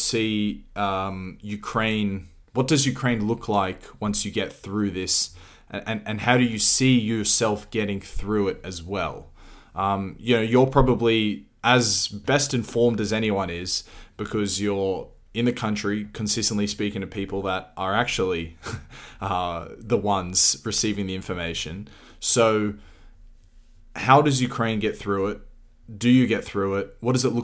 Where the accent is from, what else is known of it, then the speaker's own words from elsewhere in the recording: Australia; as an Australian, my great grandfather served in a war